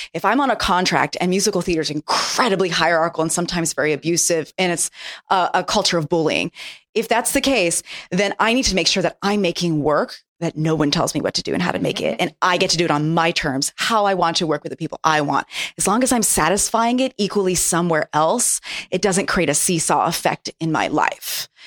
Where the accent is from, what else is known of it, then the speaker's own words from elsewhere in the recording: Japan; moved away; I grew up in Japan